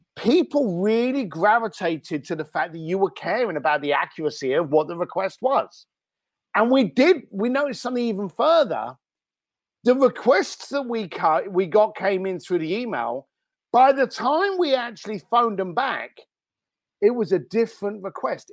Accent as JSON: {"language": "English", "region": "London", "country": "United Kingdom", "tie": "born or raised there", "also_born_or_lived": "Reading", "moved": "yes", "lives_now": "Los Angeles, United States", "said": "I was actually born in Reading, uh, and then I did a lot of growing up in East London, Walthamstow, and Leyton Stowe."}